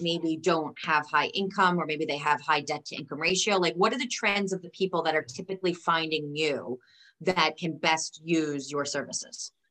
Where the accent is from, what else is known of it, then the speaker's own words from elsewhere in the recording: New York, United States; as a New Yorker